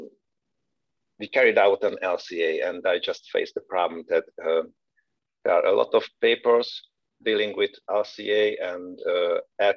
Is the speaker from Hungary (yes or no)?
yes; Hungary; moved away as an adult; also born or lived in Veszprém, Hungary / Karlsruhe, Germany; now in Aachen, Germany; I'm originally from Hungary. I left the country in 2011, switched to Germany